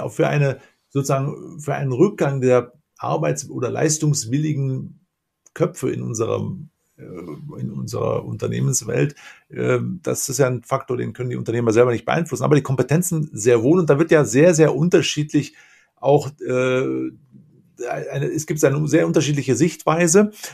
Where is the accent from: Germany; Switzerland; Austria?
Germany; Lower Rhine; Ich bin auch ein Rheinländer, komme allerdings aus vom mhm. Niederrhein